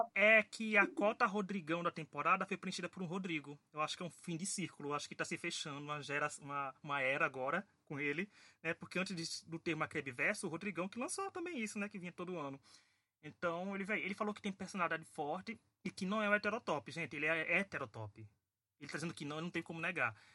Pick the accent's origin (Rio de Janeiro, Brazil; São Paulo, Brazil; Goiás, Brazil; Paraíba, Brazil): Paraíba, Brazil